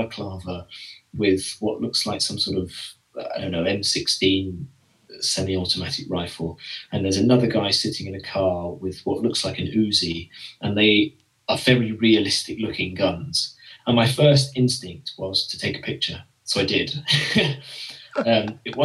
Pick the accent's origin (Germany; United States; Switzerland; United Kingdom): United Kingdom; England; accent: English; my English accent